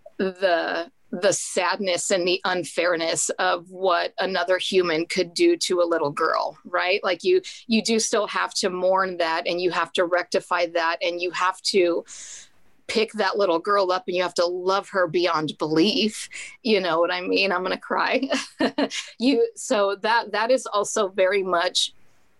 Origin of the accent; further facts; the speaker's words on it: Mexico; I'm from Mexico